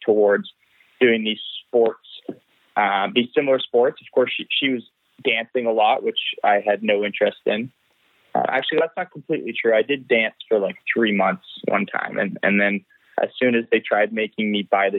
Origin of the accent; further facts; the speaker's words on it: Ottawa, Ontario, Canada; now in Mont-Tremblant, Canada; I was born in Ottawa. I grew up in Ottawa